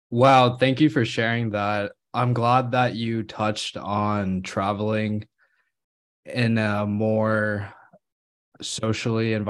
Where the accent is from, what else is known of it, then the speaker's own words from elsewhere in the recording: India; born there; I was born in India, so I've had the I've been fortunate enough to go and spend my summers visiting grandparents